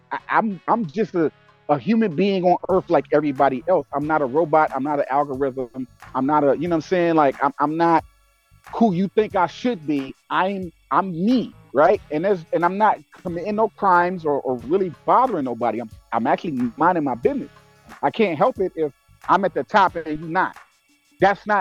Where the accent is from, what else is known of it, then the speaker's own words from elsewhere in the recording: Detroit, Michigan, United States; I'm from Detroit, fam. Born and raised grit and grind from the gutter